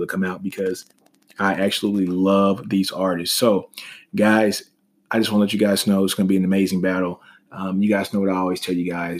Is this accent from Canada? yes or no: no; Shreveport, Louisiana, United States; a kid from Shreveport, Louisiana